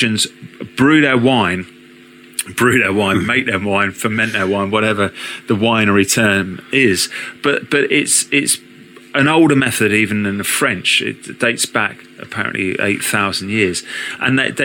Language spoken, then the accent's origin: English; United Kingdom; being British